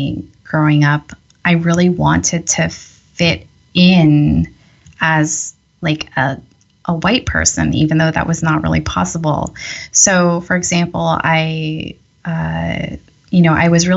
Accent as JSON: {"language": "English", "region": "Northern California", "country": "United States", "tie": "born or raised there", "also_born_or_lived": "Michigan / San Jose", "said": "I grew up in Northern California in this, so first in San Jose, which is a large city, about like an hour from San Francisco"}